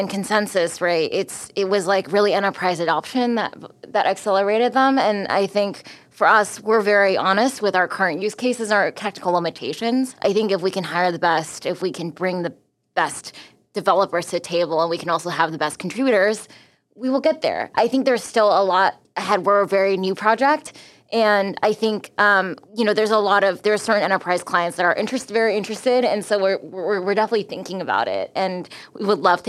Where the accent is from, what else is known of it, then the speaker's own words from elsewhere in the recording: United States; also born or lived in Taiwan; I am American Taiwanese